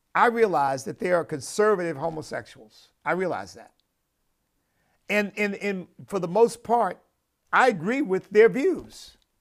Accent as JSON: {"language": "English", "country": "United States", "said": "as an American"}